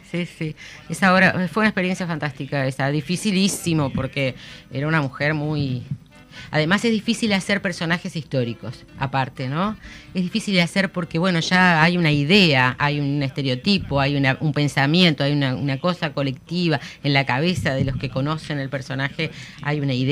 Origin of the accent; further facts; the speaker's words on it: Uruguay; nosotros somos este, muy uruguayos, muy distintos, muy particulares, ¿no?